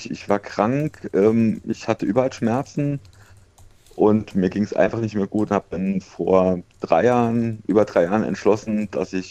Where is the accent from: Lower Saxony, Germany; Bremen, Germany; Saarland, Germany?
Saarland, Germany; Saarbrücken; ich komme ja aus Saarbrücken und ich bin in Homburg, bin ich operiert worden.